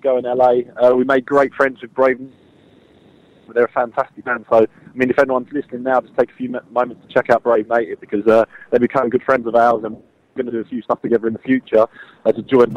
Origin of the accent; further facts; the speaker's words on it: London, United Kingdom; that's where I was born and bred